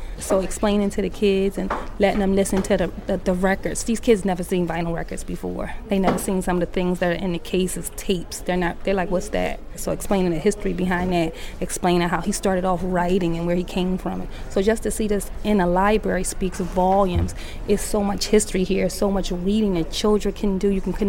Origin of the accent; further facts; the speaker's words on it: Atlantic City, New Jersey, United States; I'm from New Jersey, Atlantic City, New Jersey.